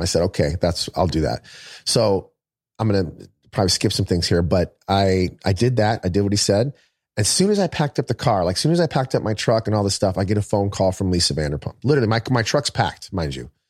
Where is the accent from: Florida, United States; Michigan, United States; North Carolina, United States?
Michigan, United States; moved away as an adult; I'm from Michigan